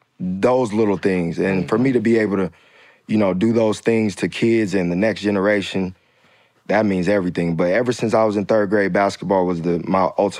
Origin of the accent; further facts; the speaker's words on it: Tacoma, Washington, United States; So I'm from Tacoma, Washington, about 40 minutes south of Seattle.